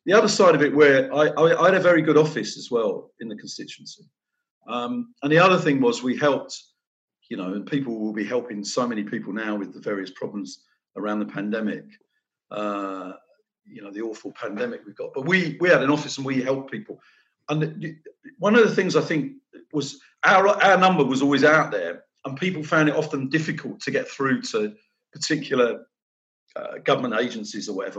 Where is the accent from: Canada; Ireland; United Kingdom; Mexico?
United Kingdom; London; moved away as an adult; now in Nottingham, United Kingdom; it's where I was brought up in North London. My dad was a police officer, brought up in police flats